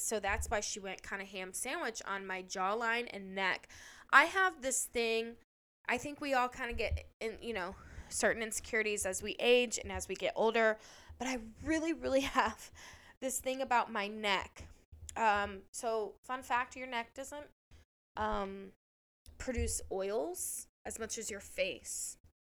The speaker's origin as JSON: {"language": "English", "area": "on the Indiana state line", "region": "Ohio", "country": "United States", "tie": "born or raised there", "moved": "yes", "said": "I'm actually originally from Ohio, but I grew up on the Indiana state line"}